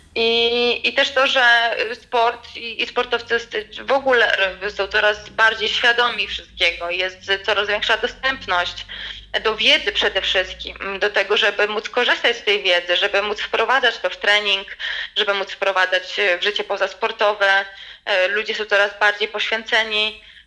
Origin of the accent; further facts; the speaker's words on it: Poland; ja jestem z Polski